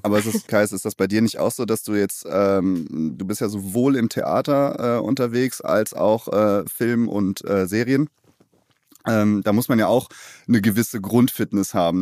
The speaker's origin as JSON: {"language": "German", "town": "Cologne", "region": "North Rhine-Westphalia", "country": "Germany", "tie": "born or raised there", "said": "Im Klösterchen bin ich auch geboren"}